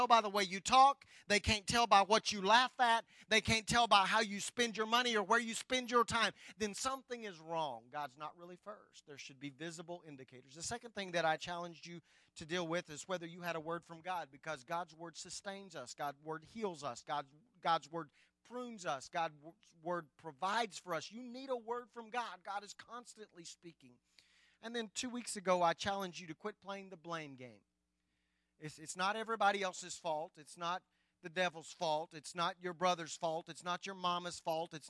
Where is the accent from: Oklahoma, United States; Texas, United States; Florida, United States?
Oklahoma, United States; Anadarko; I grew up in Anadarko and traveled over to Apache all of my teenager years.